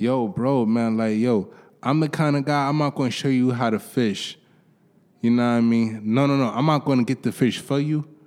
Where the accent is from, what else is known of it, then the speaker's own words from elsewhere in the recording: New York City, New York, United States; I grew up in Harlem, went to high school